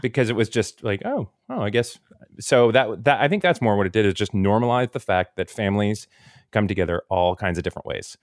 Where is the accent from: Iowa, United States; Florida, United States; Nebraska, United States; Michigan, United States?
Florida, United States; I'm from Florida